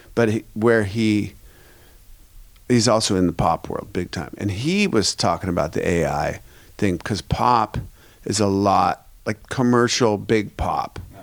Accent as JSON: {"language": "English", "town": "Seattle", "region": "Washington", "country": "United States", "said": "I'm from Seattle"}